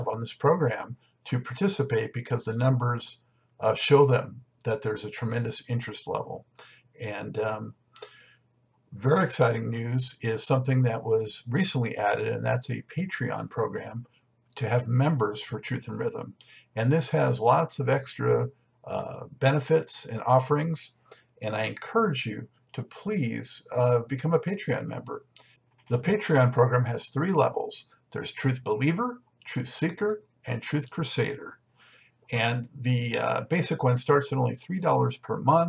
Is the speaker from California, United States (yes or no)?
yes; Los Angeles, California, United States; I was born in Los Angeles, lived most of my life there